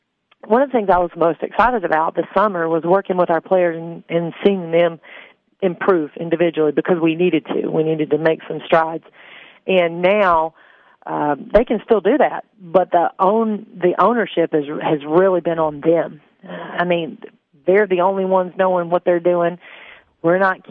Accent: Upper Cumberland area, Tennessee, United States; me growing up in the Upper Cumberland area, I am a rural girl.

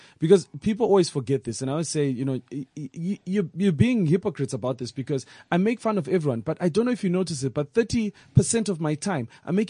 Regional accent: Zimbabwe; now in South Africa; all of our holidays in Zimbabwe have nothing to do with our way of life.

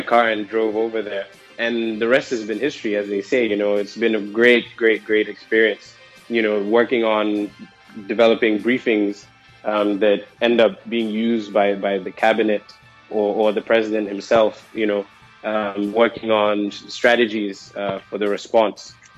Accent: Gambia; now in Accra, Ghana; I'm from the Gambia

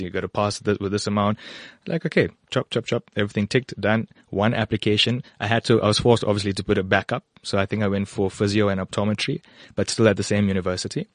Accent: KwaZulu-Natal, South Africa; moved away as an adult; also born or lived in Western Cape / Ermelo, Mpumalanga / Gauteng; now in Bedfordview, South Africa; I grew up in KwaZulu-Natal

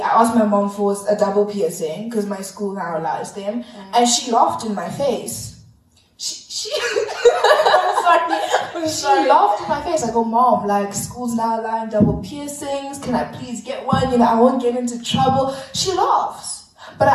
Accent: South Africa; I grew up in South Africa

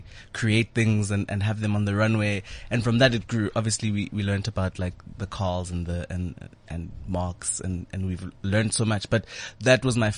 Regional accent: Vosloorus, Gauteng, South Africa; also born or lived in Johannesburg; I grew up in Vosloorus.

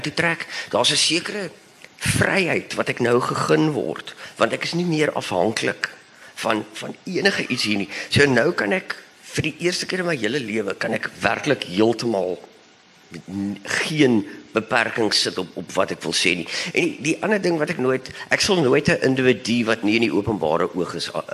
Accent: Bellville, Western Cape, South Africa; ek kom ook van Belwel af

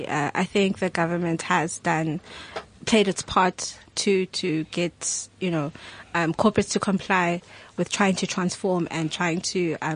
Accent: South Africa; I grew up in South Africa.

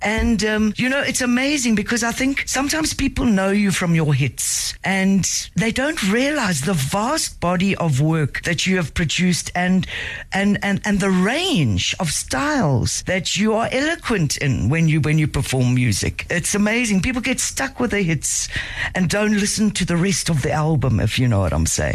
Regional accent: Durban, KwaZulu-Natal, South Africa; I grew up in Durban in, in KZN, and being a white South African

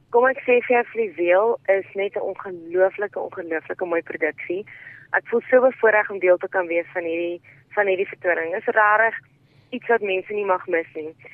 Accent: South Africa; in Suid-Afrika is ons as Suid-Afrikaners mense wat alles kan hanteer

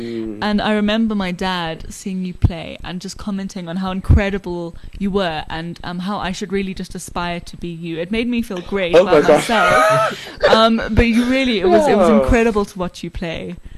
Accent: South Africa; So now, as a South African student, how do people overseas perceive us as students?

